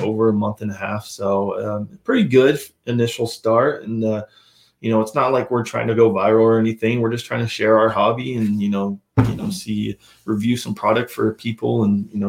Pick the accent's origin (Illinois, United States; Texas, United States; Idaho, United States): Idaho, United States; growing up in Idaho